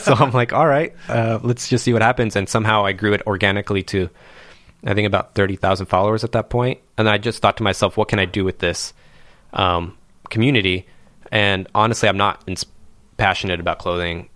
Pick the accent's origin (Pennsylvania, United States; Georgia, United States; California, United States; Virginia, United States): California, United States; Anaheim; I was born in Anaheim, California